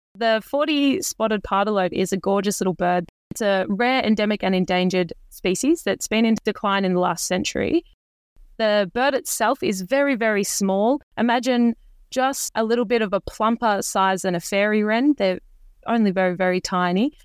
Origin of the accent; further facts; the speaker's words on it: Bendigo, Victoria, Australia; I, I grew up in Bendigo